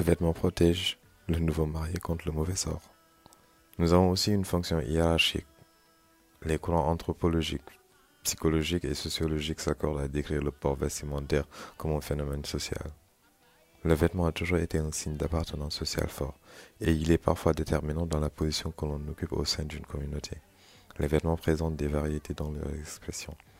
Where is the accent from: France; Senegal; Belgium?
Senegal; moved away; mon pays d'origine, le Sénégal